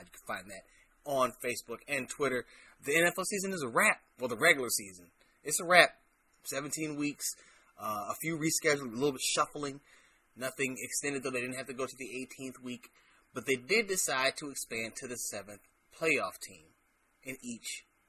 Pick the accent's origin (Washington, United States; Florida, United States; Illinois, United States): Illinois, United States; Chicago; my hometown team, Chicago Bears